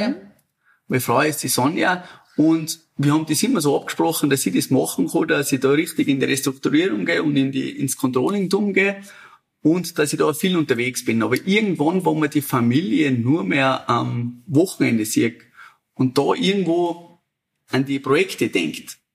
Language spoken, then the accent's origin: German; Hüttschlag, Salzburg, Austria; ich bin 1982 hier im Tal geboren, {S0} im oh. Großaltal, {S1} hier in Hütschlag.